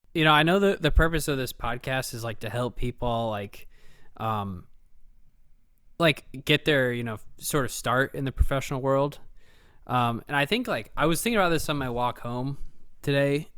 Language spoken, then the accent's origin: English; Dublin, Ohio, United States; we grew up in Dublin